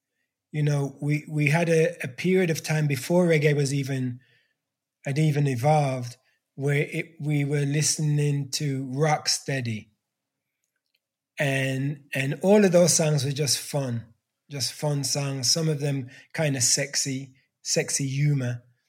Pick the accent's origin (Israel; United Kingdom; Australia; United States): United Kingdom; England; as a Black kid growing up in England that had no Black education, no cultural education.